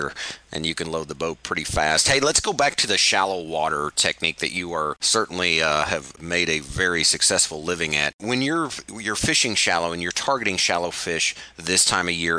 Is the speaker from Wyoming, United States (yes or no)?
no; Missouri, United States; I'm from Missouri